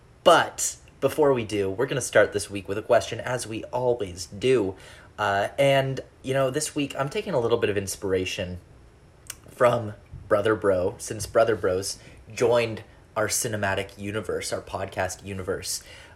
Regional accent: Canada; being Canadian

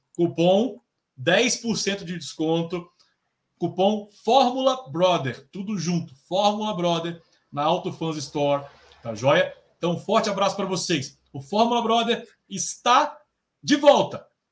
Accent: Brasília, Federal District, Brazil; o …, o … e …, nós somos de Brasília

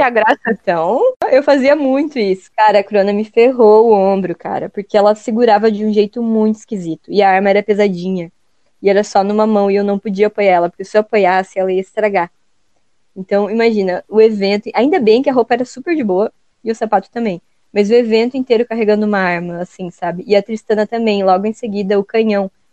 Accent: Joinville, Santa Catarina, Brazil; aqui, onde a gente mora, a gente, a gente é de Joinville, aqui de Santa Catarina

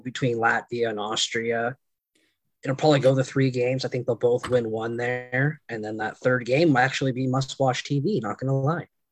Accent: Canada; being Canadian

